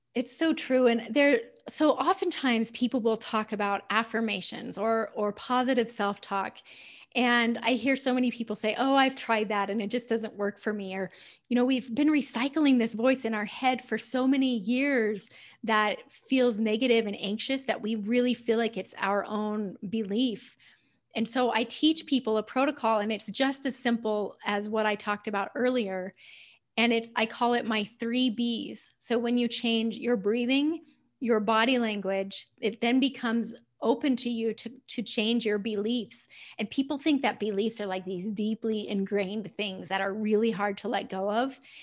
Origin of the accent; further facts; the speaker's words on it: United States; I'm usually in the minority as an American on those calls